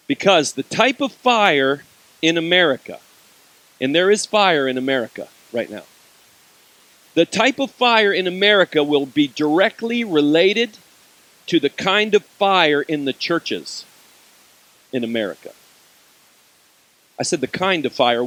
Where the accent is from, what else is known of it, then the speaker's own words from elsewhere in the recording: United States; I'm American